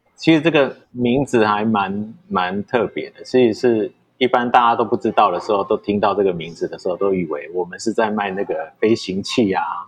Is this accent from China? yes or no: no; Changhua County, Taiwan; 回来我们彰化这边的时候，其实我那时候在永乐街上面，我也有四家店